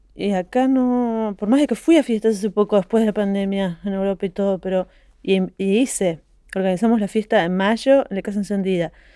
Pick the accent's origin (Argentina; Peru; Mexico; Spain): Argentina; moved away as an adult; also born or lived in Brussels / Paris / Montpellier; de donde yo vengo es nuevo. Porque en Argentina en todos los estratos sociales